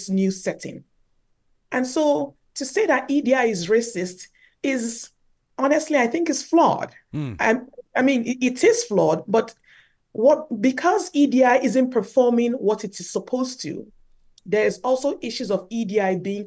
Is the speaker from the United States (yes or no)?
no; Nigeria; moved away as an adult; now in Canada; growing up in Nigeria